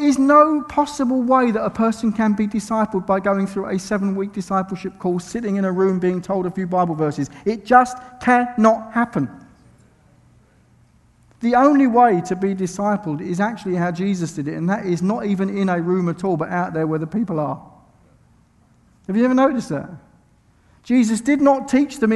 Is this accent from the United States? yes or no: no; United Kingdom; I'm from Britain.